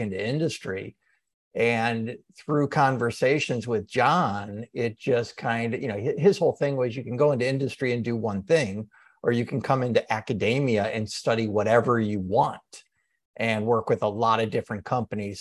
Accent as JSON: {"language": "English", "town": "Cleveland", "region": "Ohio", "country": "United States", "tie": "born or raised there", "said": "I grew up outside of Cleveland, Ohio. And so I consider myself a Clevelander"}